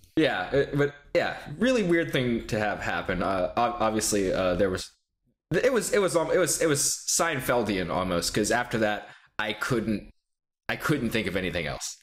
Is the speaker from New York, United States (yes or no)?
no; Texas, United States; I'm from Texas